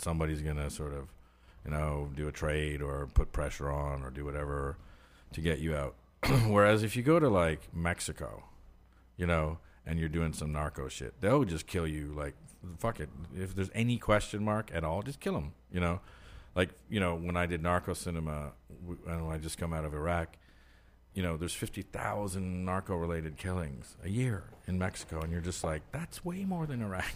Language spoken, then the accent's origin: English; Ottawa, Ontario, Canada; now in United States; where I grew up in Ottawa